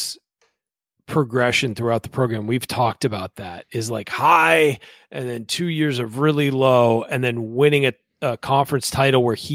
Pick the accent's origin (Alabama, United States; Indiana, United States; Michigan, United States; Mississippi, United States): Indiana, United States; moved away; I was from Indiana